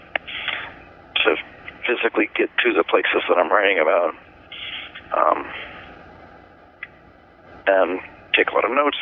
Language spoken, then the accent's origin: English; Chicago, Illinois, United States; I'm not from Detroit, but I'm from the Chicago area, and so I'm a Midwestern native